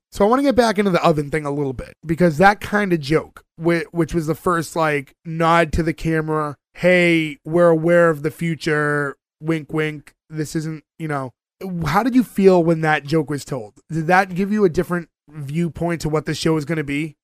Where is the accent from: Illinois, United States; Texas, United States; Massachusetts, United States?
Massachusetts, United States; Winthrop; we are from Winthrop, Massachusetts.